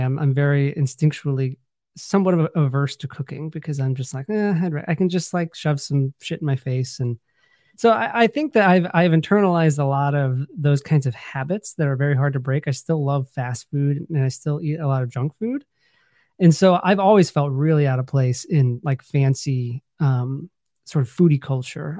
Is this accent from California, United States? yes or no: no; Findlay, Ohio, United States; I grew up in Northwest Ohio. um, a little town called Findlay, Ohio